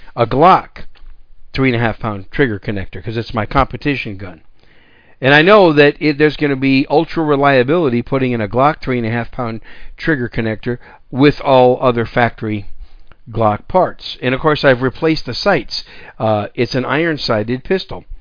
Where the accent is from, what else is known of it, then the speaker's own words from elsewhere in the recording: Wisconsin, United States; also born or lived in Texas; now in San Antonio, United States; I grew up in Wisconsin. I'm a, I'm a former cheesehead, and that's my home state.